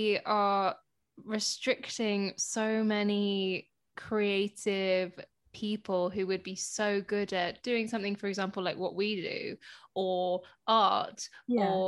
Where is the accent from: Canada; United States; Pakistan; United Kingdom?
United Kingdom; Hounslow, London; born or raised there